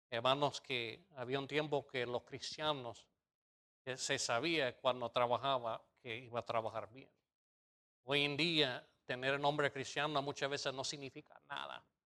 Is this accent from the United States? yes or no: yes; United States; moved away; soy gringo